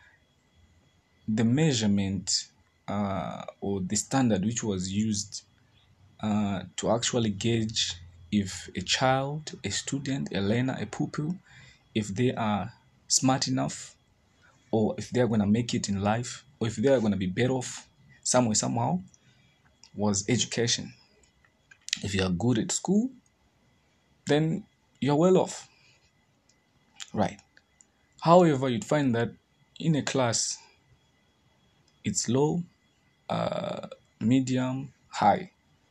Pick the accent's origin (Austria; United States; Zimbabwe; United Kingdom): Zimbabwe; I'm from Zimbabwe